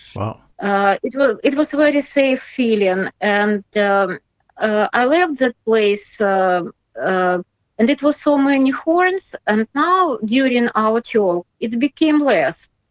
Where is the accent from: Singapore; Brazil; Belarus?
Belarus; English is a second language; I'm patriot uh, of my country and uh, I, I, love this country